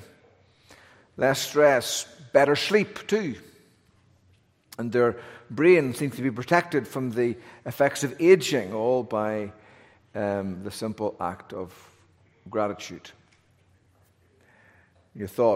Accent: Northern Ireland, United Kingdom; now in North Carolina, United States; I'm from Northern Ireland

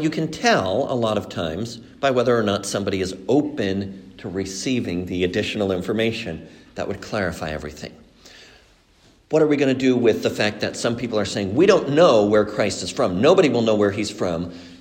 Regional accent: Mexico; moved away; also born or lived in Colombia; I was brought up in Mexico, but I was born in Colombia

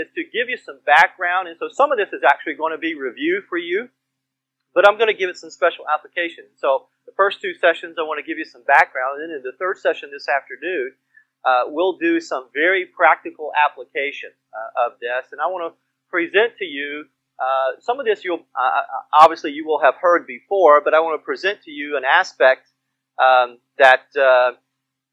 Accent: Georgia, United States; moved away as an adult; also born or lived in New Orleans; now in Indiana, United States; I grew up in Georgia, so I'm a fellow Southerner, and I'm a Northern transplant, however, so I've been transplanted up into Indiana

